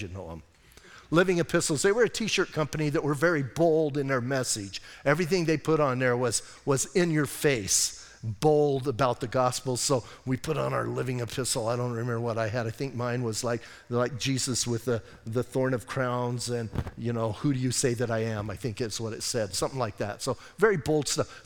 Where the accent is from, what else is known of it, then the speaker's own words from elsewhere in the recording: Bisbee, Arizona, United States; also born or lived in Washington State; now in Sierra Vista, United States; I grew up in Bisbee